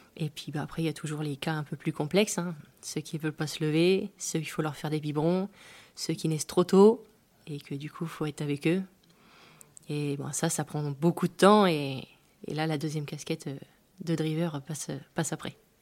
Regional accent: Pas-de-Calais, Hauts-de-France, France; now in Normandy, France; je suis originaire du Pas-de-Calais

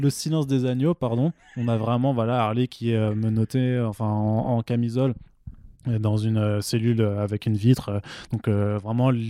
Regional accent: Italy; Je suis italien, j'ai le droit.

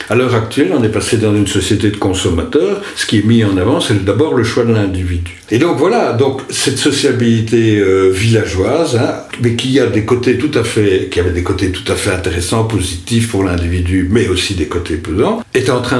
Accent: Wallonia, Belgium; parce que on est luxembourgeois et on l'affirme.

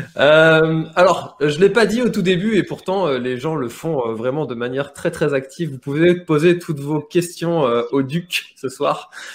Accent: Brittany, France; En tant que breton

